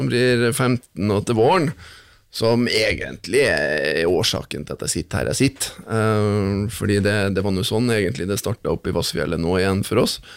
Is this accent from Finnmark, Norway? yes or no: yes; Finnmark, Norway; now in Trondheim, Norway; Så to dager hjemme i Finnmark, da er det full finmarking. Hvis jeg er i Oslo, så blir det litt mer eh, fint. Og når jeg er i Trondheim nå, så er det litt ødelagt alle veier.